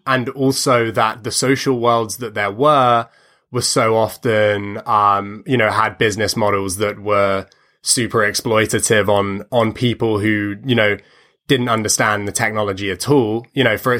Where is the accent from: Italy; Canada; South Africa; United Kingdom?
United Kingdom; also born or lived in United States; now in London, United Kingdom; I spend a lot of time in my hometown of, of East Lee